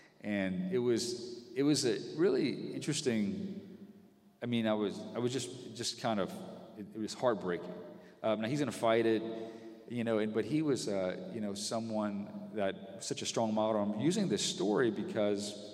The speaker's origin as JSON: {"language": "English", "town": "Breaux Bridge", "region": "Louisiana", "country": "United States", "tie": "born or raised there", "said": "I was one of four boys, and we grew up in Brobridge and around extended family"}